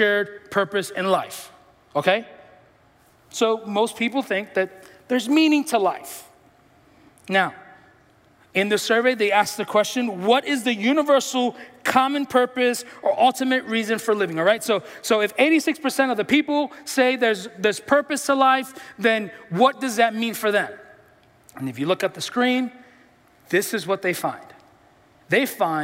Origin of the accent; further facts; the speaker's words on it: New York City, New York, United States; I'm from the Bronx